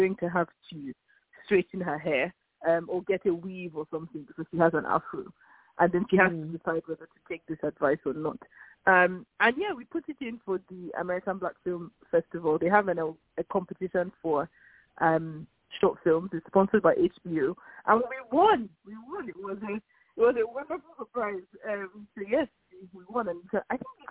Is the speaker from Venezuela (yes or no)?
no; Lagos, Nigeria; now in London, United Kingdom; We grew up in Nigeria, in Lagos.